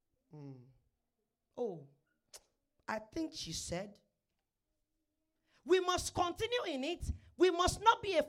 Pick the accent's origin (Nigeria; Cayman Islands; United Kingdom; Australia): Nigeria; now in Canada; In Nigeria, my sweet country